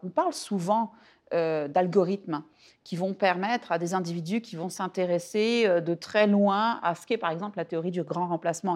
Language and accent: French; France; now in Quebec, Canada; mon expérience en tant que Française